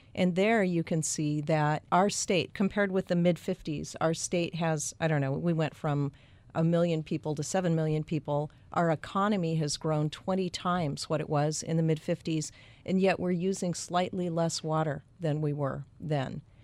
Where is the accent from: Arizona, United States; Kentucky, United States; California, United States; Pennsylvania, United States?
Arizona, United States; Phoenix; I grew up in Phoenix